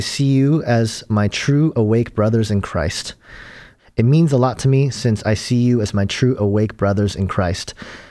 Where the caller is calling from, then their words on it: Cambridge, Minnesota, United States; I'm from Cambridge, Minnesota, by the way.